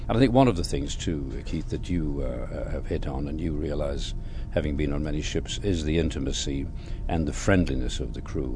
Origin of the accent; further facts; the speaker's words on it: Lyon, Auvergne-Rhône-Alpes, France; English is a second language; moved away; I'm French. I'm coming from Lyon